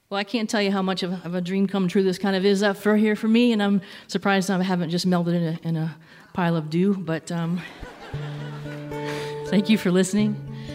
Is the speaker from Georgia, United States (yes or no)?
no; Belpre, Ohio, United States; I grew up in Belpre, Ohio, not too far from here.